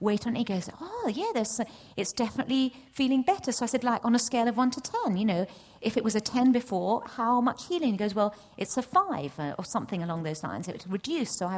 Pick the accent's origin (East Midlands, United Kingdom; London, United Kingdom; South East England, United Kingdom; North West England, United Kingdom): East Midlands, United Kingdom; Nottingham; I'm from Nottingham.